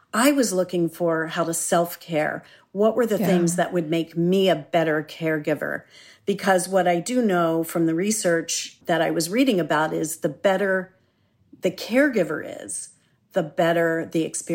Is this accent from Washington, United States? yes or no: no; Philadelphia, Pennsylvania, United States; born there; also born or lived in Boston, United States / Santa Monica, United States; Okay. Well, I was born in Philadelphia, one of my favorite cities. And I've moved around a lot, so I could also say I'm from Boston because I lived there for 30 years while I was raising my daughter.